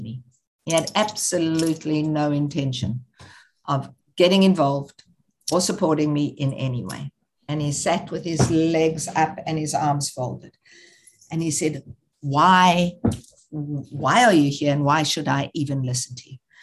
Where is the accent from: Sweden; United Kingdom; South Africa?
South Africa; moved away; growing up in South Africa, I had never gone to Soweto.